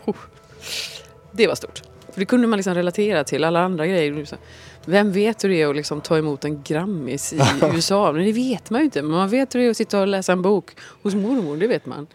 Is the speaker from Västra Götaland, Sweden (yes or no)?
yes; Gothenburg, Västra Götaland, Sweden; hemma i Göteborg